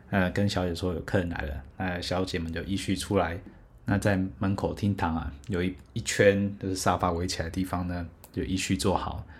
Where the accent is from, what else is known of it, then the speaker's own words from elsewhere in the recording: Taiwan; 我猜是台湾。说哇，这真的是第一回有人一开始就猜中了。